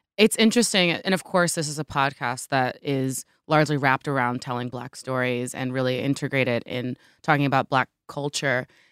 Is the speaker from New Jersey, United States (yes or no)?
yes; New Jersey, United States; I grew up in Jersey